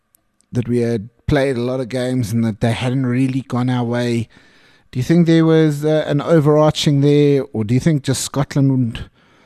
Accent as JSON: {"language": "English", "country": "South Africa", "said": "us as South African fans"}